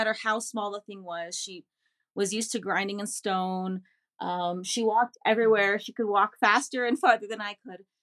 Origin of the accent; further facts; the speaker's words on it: United States; first language English and Spanish; also born or lived in New York City, United States / Virginia, United States; I was born in New York City, but raised in the DC metro area in the largest Bolivian and the largest Quechua community in the US. Uh, my father's from La Paz, Bolivia, and my mom is from North America.